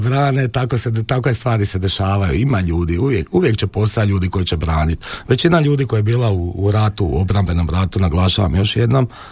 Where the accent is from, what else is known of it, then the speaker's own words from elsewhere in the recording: Croatia; mi smo Hrvati emotivan narod